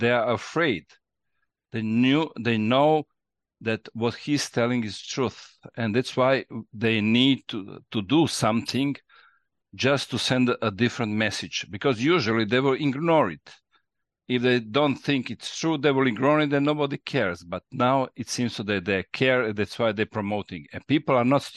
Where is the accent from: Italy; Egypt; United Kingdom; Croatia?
Croatia; English is a second language; we are a small country